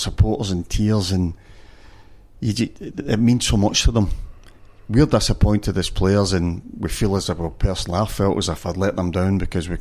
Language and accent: English; Glasgow, Scotland, United Kingdom; I'm from Glasgow